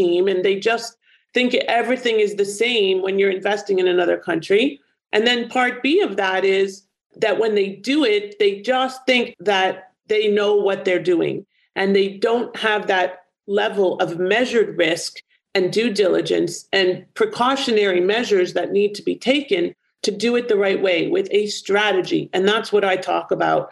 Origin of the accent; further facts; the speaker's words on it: Canada; my home country, Canada